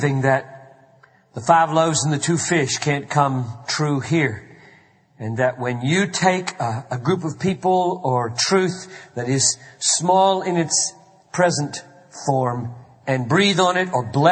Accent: Greenville, South Carolina, United States; growing up in Greenville, South Carolina

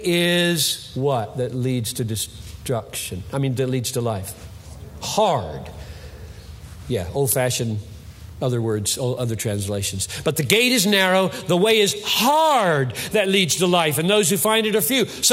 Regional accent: United States

